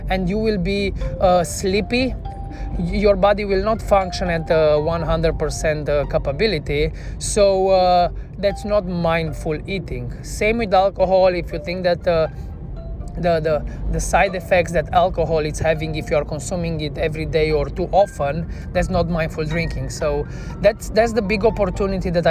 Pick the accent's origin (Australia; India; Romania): Romania; Cluj-Napoca, Cluj County; also born or lived in Bucharest; from Cluj, from my hometown